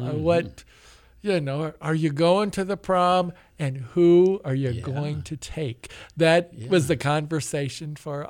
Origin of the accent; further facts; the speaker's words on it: Independence, Missouri, United States; I grew up in Independence.